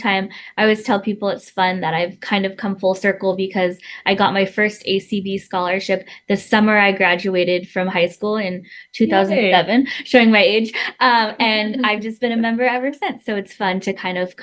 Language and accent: English; California, United States; moved away as an adult; now in Washington, D.C., United States; I'm originally from California